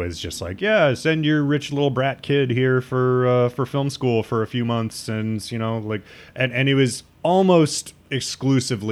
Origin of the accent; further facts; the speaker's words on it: Midwest, United States; moved away as an adult; now in New York, United States; coming from the Midwest